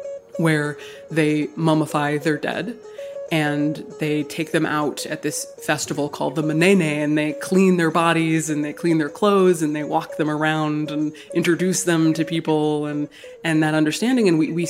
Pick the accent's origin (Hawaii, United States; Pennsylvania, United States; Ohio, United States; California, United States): Hawaii, United States; I grew up in Hawaii. I was born and raised in Hawaii. I'm obviously not a native person to Hawaii.